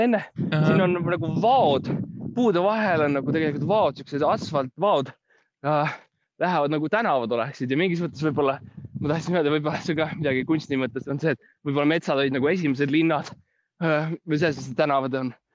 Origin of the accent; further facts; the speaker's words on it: Estonia; ma olen ikkagi eestlane